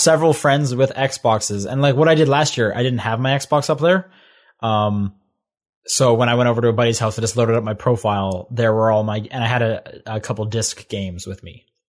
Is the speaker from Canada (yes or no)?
yes; Canada; growing up in Canada